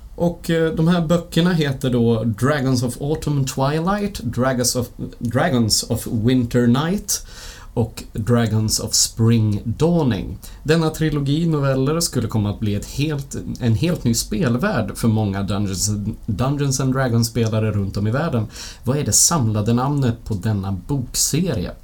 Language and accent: Swedish; Bollnäs, Gävleborg County, Sweden; now in Gothenburg, Sweden; Jag kommer från Bollnäs ifrån första början och sen så flyttade jag ner till Göteborg